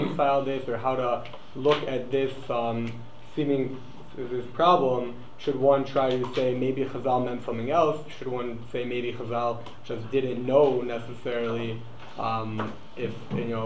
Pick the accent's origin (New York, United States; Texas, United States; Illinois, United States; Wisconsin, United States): Illinois, United States; Chicago; from Chicago